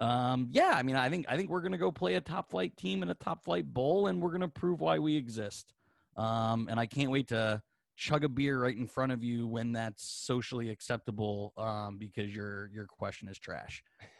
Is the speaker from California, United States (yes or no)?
no; Pittsburgh, Pennsylvania, United States; Same, you know, I grew up in Pittsburgh.